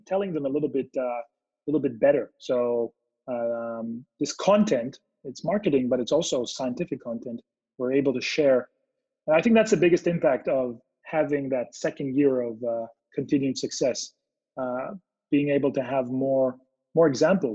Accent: Israel; now in California, United States; I'm originally from Israel. I live now in California.

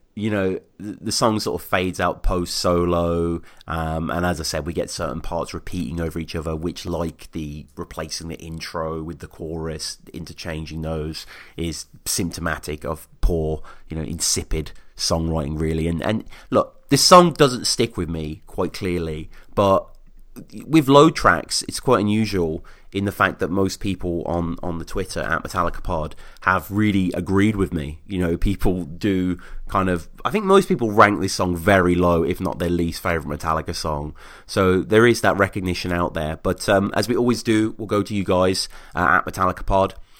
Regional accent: Birmingham, West Midlands, United Kingdom; my hometown of Birmingham

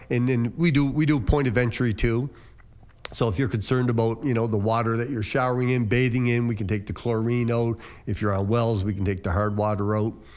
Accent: Cape Breton, Nova Scotia, Canada; moved away as an adult; now in Windsor, Canada; I'm from Cape Breton

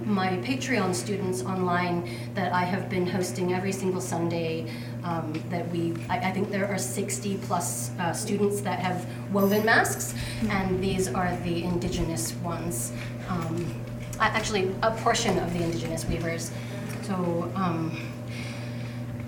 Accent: Juneau, Alaska, United States; I'm from Juneau, Alaska

